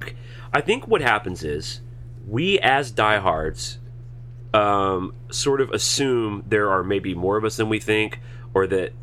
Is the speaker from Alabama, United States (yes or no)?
yes; Alabama, United States; I'm from Alabama.